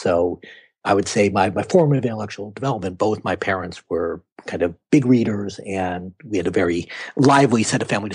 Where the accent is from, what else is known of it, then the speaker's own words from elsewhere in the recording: Winona, Minnesota, United States; also born or lived in Chicago, Illinois; My father was also a professor and taught at a branch of the University of Minnesota in Winona, which is a small town along the Mississippi. And I moved around a couple times, but that's where I spent most of my childhood